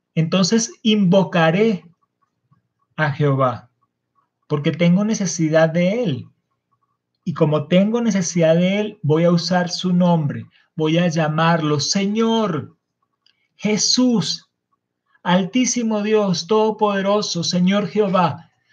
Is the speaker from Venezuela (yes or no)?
yes; Venezuela; Estamos como nación venezolana